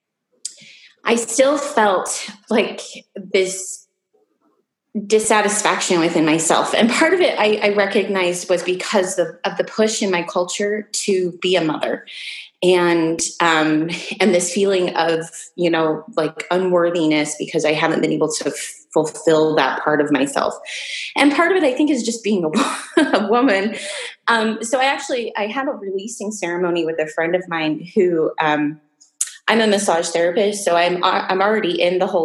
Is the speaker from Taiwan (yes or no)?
no; Salt Lake City, Utah, United States; I was born and raised in Salt Lake City, Utah